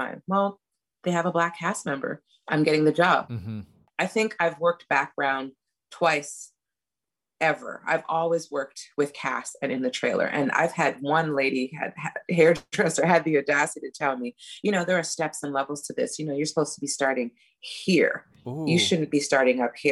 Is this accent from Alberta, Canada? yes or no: no; Montreal, Quebec, Canada; moved away as an adult; I'm not knocking my hometown